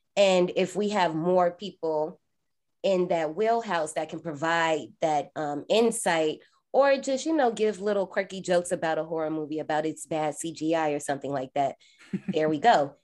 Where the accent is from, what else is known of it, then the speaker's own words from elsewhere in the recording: Indiana, United States; I'm from Indiana.